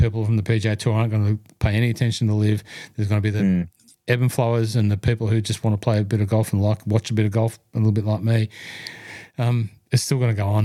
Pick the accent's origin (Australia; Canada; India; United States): Australia; Hunter Valley, New South Wales; I was from the Hunter Valley